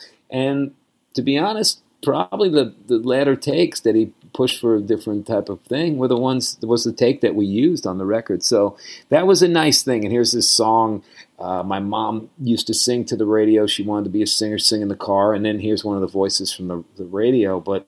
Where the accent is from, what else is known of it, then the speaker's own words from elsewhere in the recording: New York City, New York, United States; She's from Fayetteville, Arkansas, and I'm from Flushing, Queens.